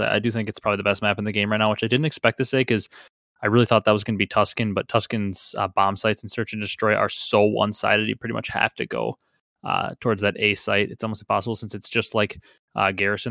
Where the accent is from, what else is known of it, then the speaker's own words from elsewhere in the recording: Wisconsin, United States; I'm from Wisconsin